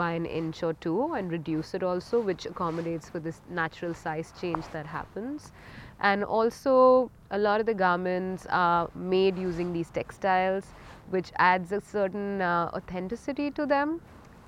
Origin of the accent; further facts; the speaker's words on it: India; I am from India and I have a label called BODICE STUDIO